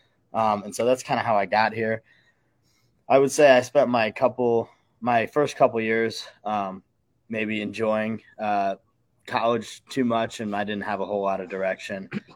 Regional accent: Peoria, Illinois, United States; moved away as an adult; now in Iowa City, United States; So I'm from Peoria, Illinois. Big Iowa family, though. Both my parents went here, graduated in 94, 95. I got some family from Cedar Rapids as well.

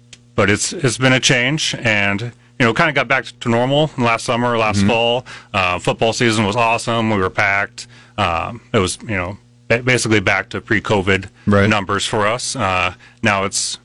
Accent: Seward, Nebraska, United States; moved away as an adult; also born or lived in Minnesota; now in Lincoln, United States; My dad and mom were owners of McDonald's in Seward, so I grew up working for them

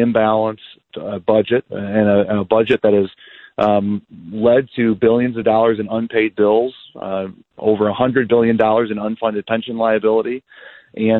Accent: Dixon, Illinois, United States; Dixon's my hometown. I was born and raised here.

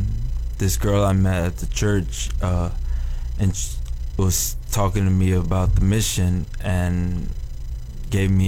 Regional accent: North Carolina, United States; moved away as an adult; now in Florida, United States; I grew up in North Carolina

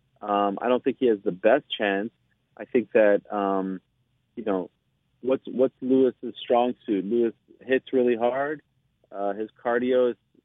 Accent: Canada; I'm Canadian

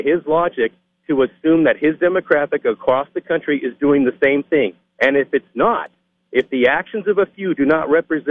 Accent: Tucson, Arizona, United States; my hometown in Tucson

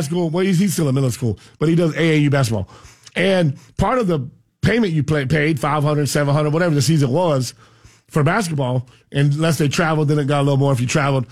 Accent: United States; We come from a sugarcane farm in down south and you realize that sugarcane, you know, I, I grew up on a million acres

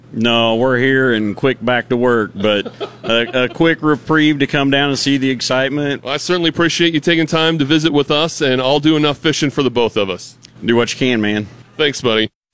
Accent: Pacific Northwest, United States; moved away as an adult; now in Missouri, United States; I grew up in the Pacific Northwest

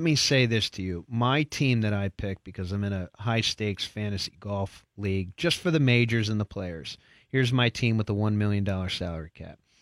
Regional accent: Harrisburg, Pennsylvania, United States; my hometown, Harrisburg

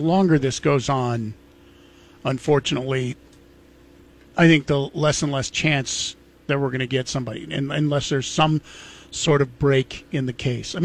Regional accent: Genesee, Idaho, United States; also born or lived in Moscow, Idaho; Grew up in Genesee, which is a place just like 8 miles outside of Moscow.

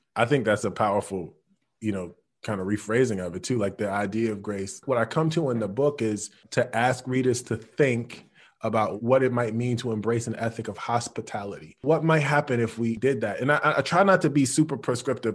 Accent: Chicago, Illinois, United States; when I'm growing up in Chicago, on the low end

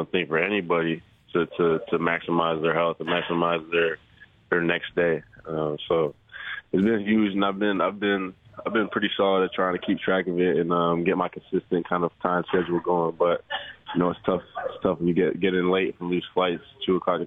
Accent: Aurora, Ontario, Canada; moved away; Aurora's a great place. Taught me a lot of things, grew me up

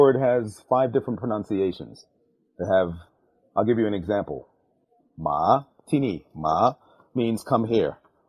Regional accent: New York City, New York, United States; also born or lived in London / Thailand; now in Queens, New York, United States; I was born in London, grew up in New York, so considers myself a staunch New Yorker. Grew up in Brooklyn. Now we live in Queens, you know, and also stayed. We lived overseas in Thailand for about 11 years.

